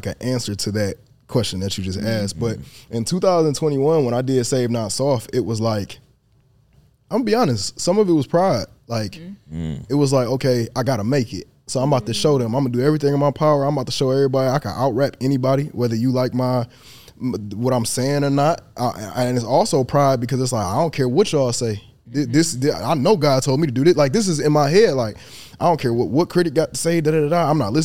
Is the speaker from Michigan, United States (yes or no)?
yes; Detroit, Michigan, United States; I'm from Detroit. I'm a stand on business. I'm a put on for the city.